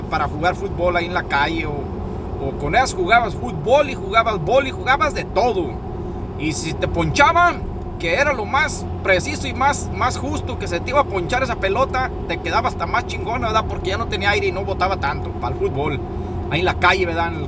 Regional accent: Mexico; nosotros somos mexicanos hasta

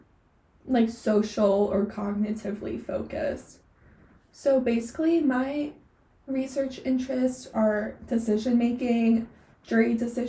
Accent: East Coast, United States; moved away as an adult; also born or lived in Southern California; now in Los Angeles, United States; I was originally from the East Coast, and I moved out to Southern California for undergrad.

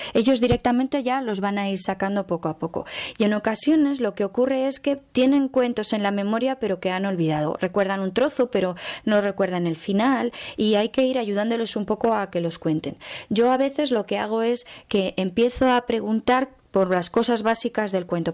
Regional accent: Aragon, Spain; Nosotros aquí en Aragón

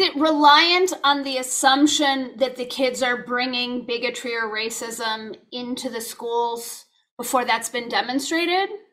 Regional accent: Los Angeles, California, United States; I grew up in Los Angeles, I'm a Cali kid

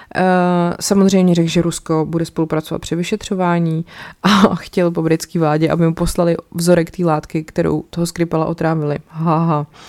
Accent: Czechia; tady u nás v Čechách

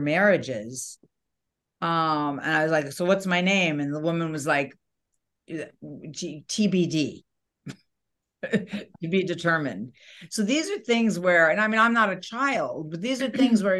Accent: New York, United States; I was born in New York

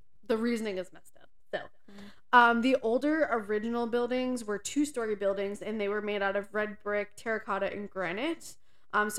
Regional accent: Pennsylvania, United States; we are from Pennsylvania

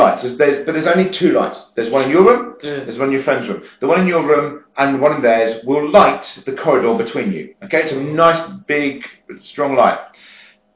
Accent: West Sussex, South East England, United Kingdom; moved away; I'm from West Sussex. So, but I moved away

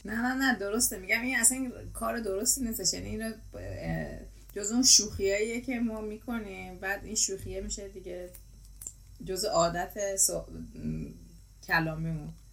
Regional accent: Iran; ما داریم همه از یه کشور میایم

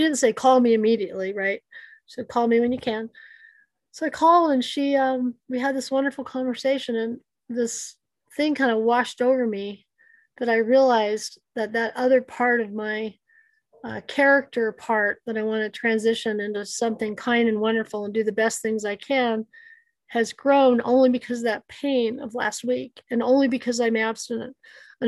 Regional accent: United States; I'm Native American

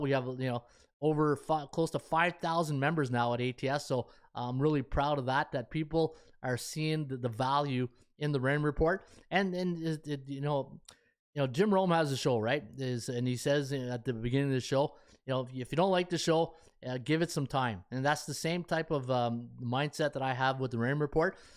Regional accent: Canada; I'm a Canadian living in Ottawa, Ontario, Canada, and I grew up on the C F L

